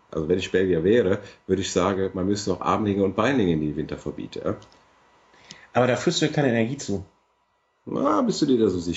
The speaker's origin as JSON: {"language": "German", "country": "Italy", "lives_now": "Cologne, Germany", "said": "also wenn das erlaubt wäre, würde ich das natürlich als Italiener sofort machen, weil hier in Köln ist ja immer ein paar Grad kälter als bei uns zu Hause."}